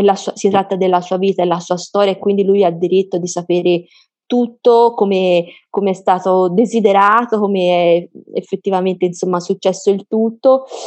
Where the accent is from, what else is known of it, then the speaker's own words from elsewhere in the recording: Florence, Tuscany, Italy; noi siamo di Firenze